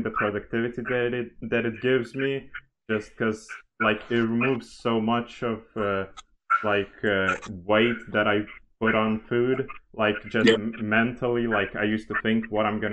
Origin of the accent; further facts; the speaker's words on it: Lithuania; first language Lithuanian; English is a second language; native Lithuanian and English